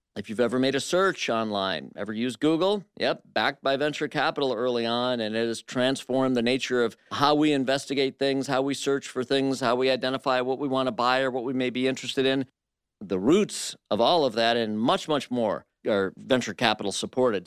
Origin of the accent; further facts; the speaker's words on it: Flint, Michigan, United States; I'm from Flint, Michigan